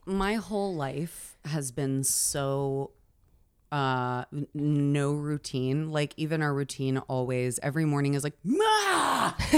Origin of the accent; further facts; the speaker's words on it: Oklahoma, United States; moved away; I'm from Oklahoma